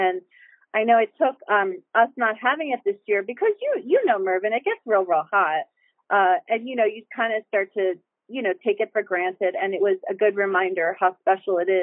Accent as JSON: {"language": "English", "town": "Bristol", "region": "Pennsylvania", "country": "United States", "tie": "born or raised there", "said": "I actually grew up on the Delaware in Bristol, Pennsylvania"}